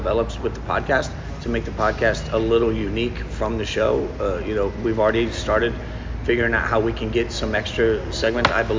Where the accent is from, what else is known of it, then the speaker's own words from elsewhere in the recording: Las Vegas, Nevada, United States; moved away; I'm from Vegas